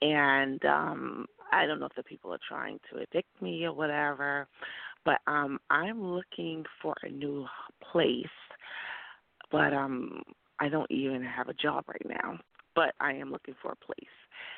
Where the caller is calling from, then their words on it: New York, United States; New York.